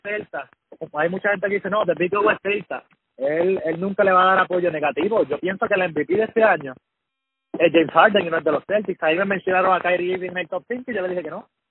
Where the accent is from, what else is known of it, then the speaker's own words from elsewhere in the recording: Puerto Rico; yo soy puertorriqueño